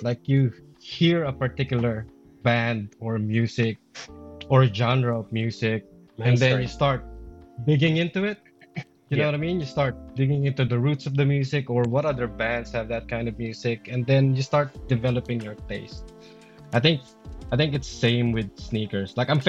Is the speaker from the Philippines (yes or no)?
yes; Philippines; I've been around it, like I'm Filipino.